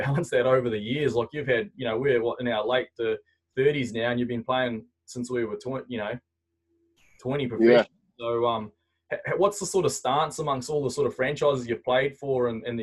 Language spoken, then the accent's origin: English; North Island, New Zealand; moved away as an adult; also born or lived in Canterbury; I come from the North Island